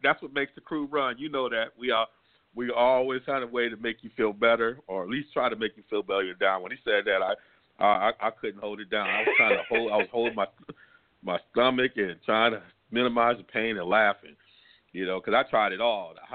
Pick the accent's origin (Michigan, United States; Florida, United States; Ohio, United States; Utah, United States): Michigan, United States; Ann Arbor; we were growing up in Ann Arbor area